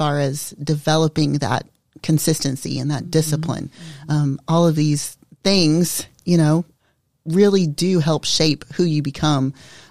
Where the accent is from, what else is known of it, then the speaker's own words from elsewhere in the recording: Florida, United States; we grew up in Florida as well.